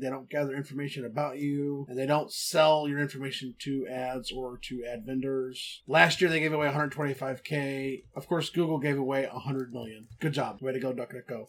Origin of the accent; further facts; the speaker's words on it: Texas, United States; I'm from Texas